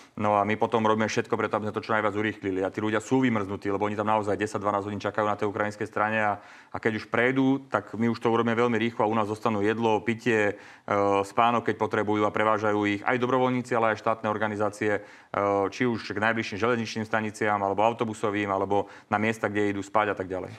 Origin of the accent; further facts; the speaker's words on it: Slovakia; ako Slovák, ako občan Slovenskej republiky